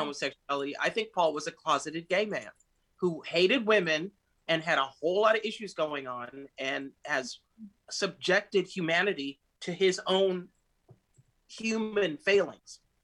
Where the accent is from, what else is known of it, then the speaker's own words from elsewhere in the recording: United States; moved away as an adult; also born or lived in Miami; now in Rome, Italy; I'm an American